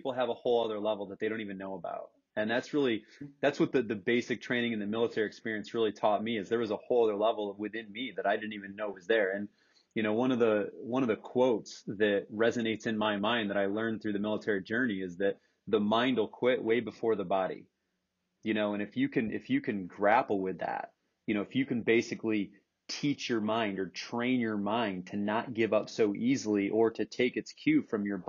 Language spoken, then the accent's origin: English; Corning, New York, United States; also born or lived in Florida; I split time in Corning, New York. That's really where I hail and call my hometown.